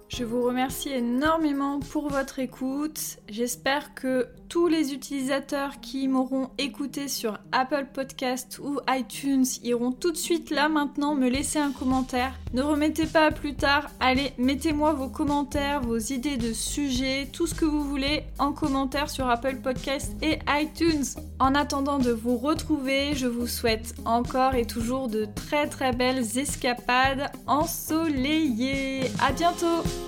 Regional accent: Pays de la Loire, France; ma belle région des Pays de la Loire

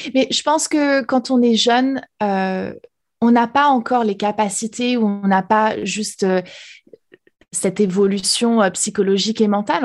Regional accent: France; first language French; moved away as an adult; now in United States; française expatriée aux États-Unis

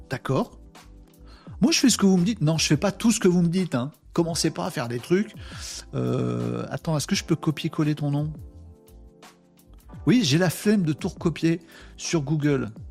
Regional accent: Hauts-de-France, France; Nous, à la Saint-Nicolas, quand j'étais môme dans le Nord, on se balançait, c'était, c'était le bazar.

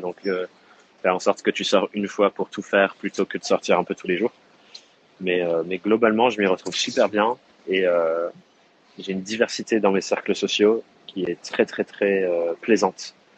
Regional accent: Dordogne, Nouvelle-Aquitaine, France; now in Corrèze, France; j'ai grandi en Dordogne, qui est juste à côté de la Corrèze

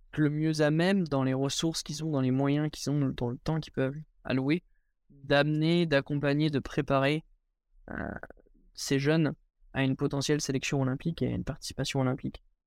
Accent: Angers, Pays de la Loire, France; moved away as an adult; now in Chambéry, France; à la base, je suis issu d'Angers. J'ai commencé l'escalade à Angers, j'y suis resté toute ma scolarité jusqu'à mon bac. Donc jusqu'à mes 18 ans, j'étais à Angers

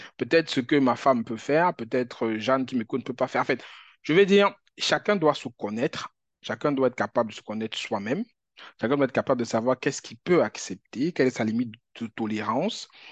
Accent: Cameroon; moved away; Moi, j'ai grandi au Cameroun

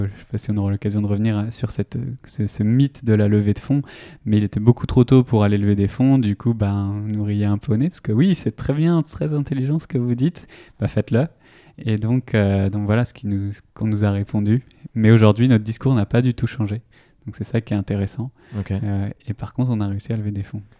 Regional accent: Vitré, Brittany, France; moved away as an adult; also born or lived in India; now in Nantes, France; je viens de Vitré, une ville dans, en Ille-et-Vilaine

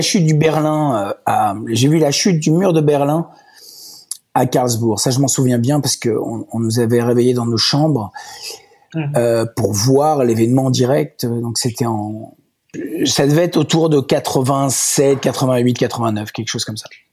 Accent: Walloon Brabant, Wallonia, Belgium; also born or lived in Ardennes; now in Brussels, Belgium; j'ai pas grandi là-bas parce que mes parents n'habitaient pas vraiment Bruxelles. Ils habitaient à, à 20, 20, 30 km de Bruxelles, dans le Brabant wallon, autour de Wavre, Rixensart

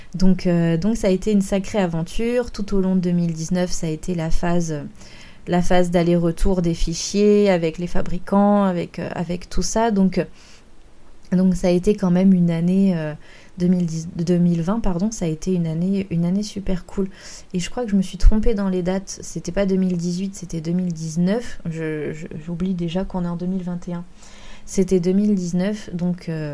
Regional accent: France; chez nous en France

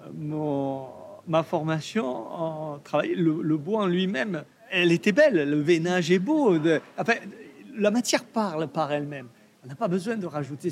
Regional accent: Provence-Alpes-Côte d'Azur, France; je viens de Provence, du sud de la France

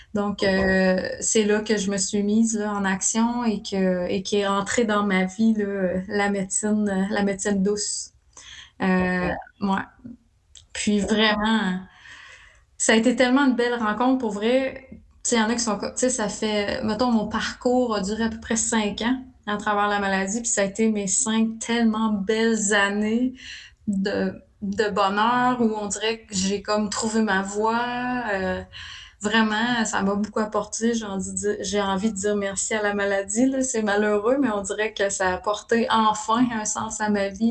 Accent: Abitibi-Témiscamingue, Quebec, Canada; je suis originaire d'Abitibi, d'Abitibi-Témiscamingue

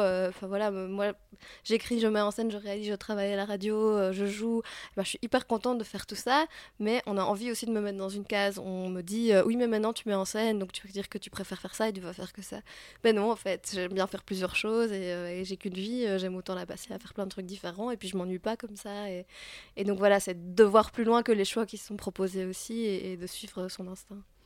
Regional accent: Belgium; je suis belge

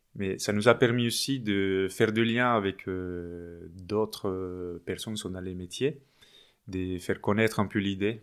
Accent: Medellín, Antioquia, Colombia; French is a second language; moved away as an adult; also born or lived in Paris, France; now in France; Je suis colombien, oui. Je viens de Medellín, la deuxième ville euh, en Colombie où j'étais étudiant en droit jusqu'à 2011

